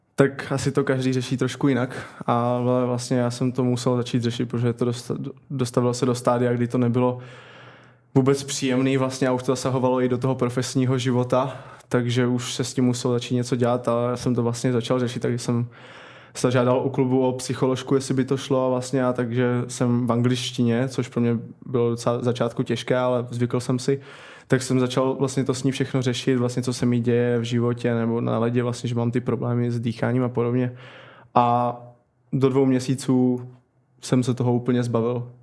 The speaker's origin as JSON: {"language": "Czech", "town": "Kroměříž", "region": "Zlín Region", "country": "Czechia", "tie": "born or raised there", "also_born_or_lived": "Vsetín", "moved": "as an adult", "lives_now": "Tampere, Finland", "said": "vyrůstal jsem nebo začal jsem v Kroměříži"}